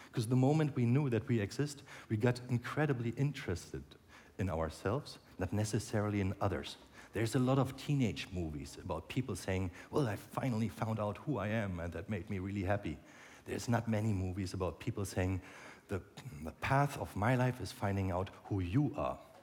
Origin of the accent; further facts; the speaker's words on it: Berlin, Germany; in Berlin, my hometown